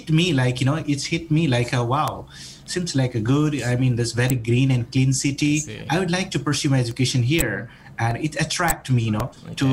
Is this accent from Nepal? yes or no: yes; Nepal; moved away as an adult; now in Surabaya, Indonesia; I'm originally from Nepal and I came here in, in Indonesia, especially in Erlangga University, 2013-14